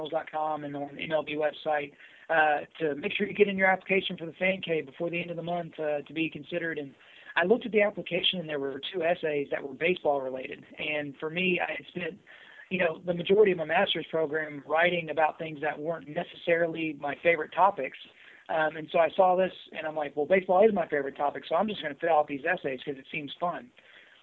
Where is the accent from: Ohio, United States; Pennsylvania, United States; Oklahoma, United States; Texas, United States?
Oklahoma, United States; Southwest; also born or lived in Edmond, Oklahoma; I grew up in Southwest Oklahoma